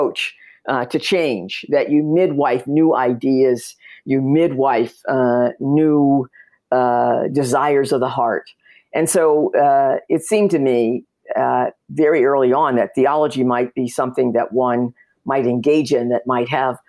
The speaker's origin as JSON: {"language": "English", "town": "Detroit", "region": "Michigan", "country": "United States", "tie": "born or raised there", "said": "I grew up in Detroit, Michigan"}